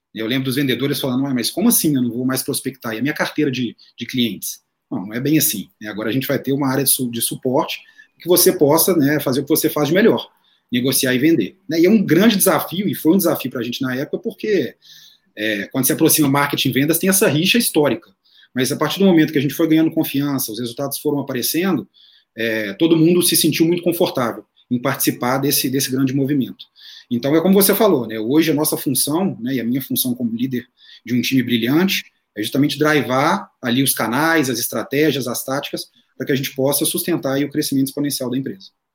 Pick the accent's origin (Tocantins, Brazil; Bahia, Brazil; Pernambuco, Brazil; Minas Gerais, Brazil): Minas Gerais, Brazil; sou mineiro, publicitário, filho único